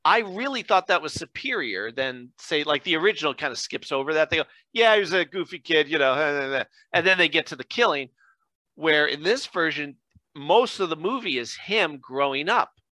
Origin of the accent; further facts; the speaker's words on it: Scranton, Pennsylvania, United States; I'm born and raised in Scranton